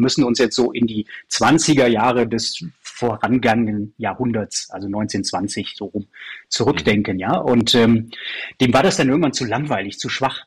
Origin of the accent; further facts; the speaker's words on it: Aachen, North Rhine-Westphalia, Germany; now in Munich, Germany; wir sind beide aus Aachen, du hörst, dass ich kein Bayer bin